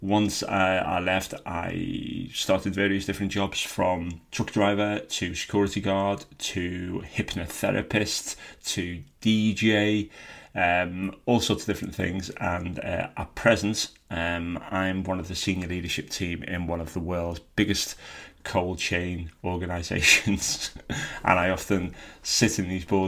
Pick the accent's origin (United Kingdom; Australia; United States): United Kingdom; Birkenhead, North West England; I was born in Birkenhead on the Wirral and lived there with my mum and dad and my six sisters for most of my childhood